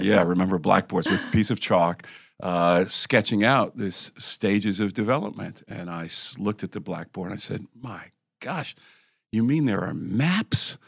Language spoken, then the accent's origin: English; Connecticut, United States; moved away; I'm from the Northeast, originally from Connecticut